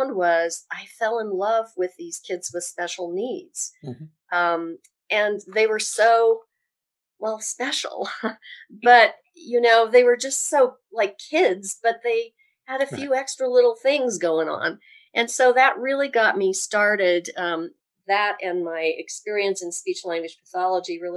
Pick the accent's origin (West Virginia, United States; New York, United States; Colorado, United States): Colorado, United States; Evergreen; I was born and raised in Colorado. I actually grew up in what's now, kind of a bedroom community or commuter community, Evergreen, Colorado, only about 20 miles outside of Denver